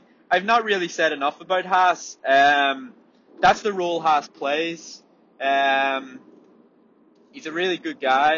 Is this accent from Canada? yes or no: no; Ireland; as Irish people